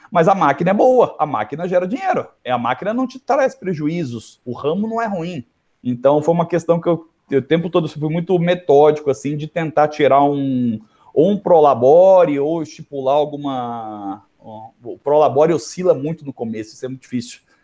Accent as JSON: {"language": "Portuguese", "region": "interior of São Paulo", "country": "Brazil", "accent": "interior (caipira)", "said": "pelo meu sotaque, que é fácil identificar que eu sou um cara do interior, sou do interior de São Paulo"}